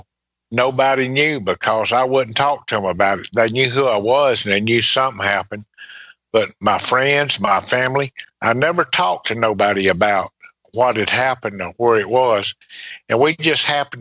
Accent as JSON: {"language": "English", "town": "Laurel", "region": "Mississippi", "country": "United States", "tie": "born or raised there", "also_born_or_lived": "Pascagoula, Mississippi", "said": "went back to my hometown, to Laurel"}